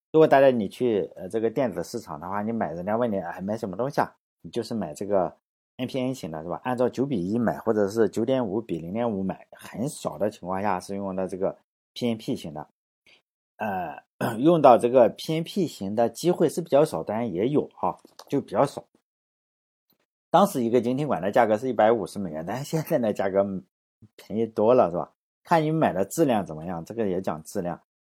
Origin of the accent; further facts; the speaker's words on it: China; 但我英语是出生在中国的